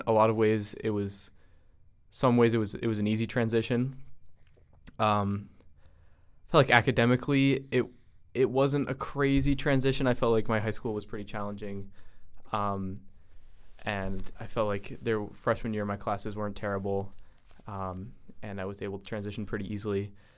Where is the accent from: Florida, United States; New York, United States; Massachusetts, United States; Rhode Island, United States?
Rhode Island, United States; Providence; as Logan just introduced me as. I was born and raised in Providence, Rhode Island.